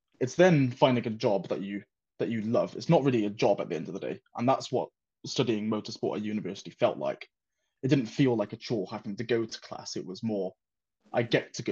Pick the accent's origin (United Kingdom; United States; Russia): United Kingdom; Wales; moved away as an adult; also born or lived in Shalford, Surrey; now in Surrey, United Kingdom; I'm originally from Wales. So I've had to move to England for work. I grew up in a very small town in Wales